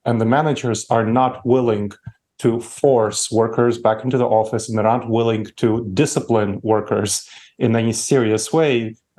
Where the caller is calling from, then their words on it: Columbus, Ohio, United States; Columbus, Ohio. It's the American heartland.